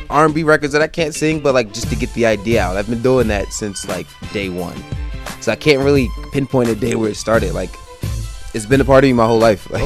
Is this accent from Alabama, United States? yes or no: no; Newark, New Jersey, United States; born there; I was born in Newark. Born in Newark.